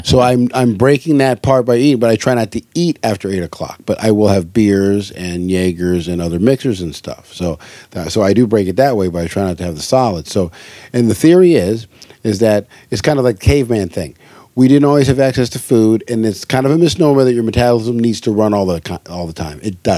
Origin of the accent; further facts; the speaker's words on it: Hawaii, United States; because growing up in Hawaii, fish wasn't it was like a staple.